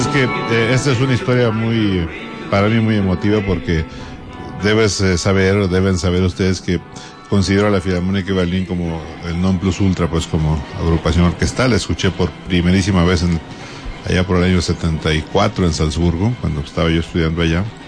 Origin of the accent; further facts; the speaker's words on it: Mexico; yo como compositor mexicano